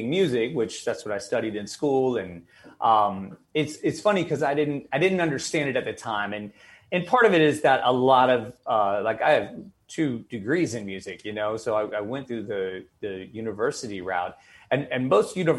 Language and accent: English; the South, United States; moved away as an adult; also born or lived in Buffalo; now in New York, United States; growing up in the South